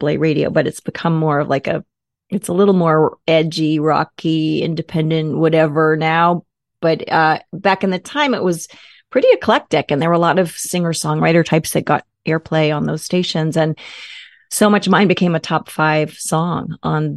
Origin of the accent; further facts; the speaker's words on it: Boston, Massachusetts, United States; I'm from Boston, grew up there, went to school there